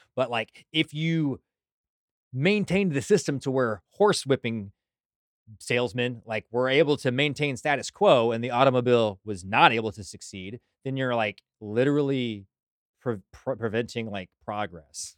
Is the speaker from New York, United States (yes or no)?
no; Burleson, Texas, United States; Growing up in Burleson, Johnson County, we had a bunch of blue laws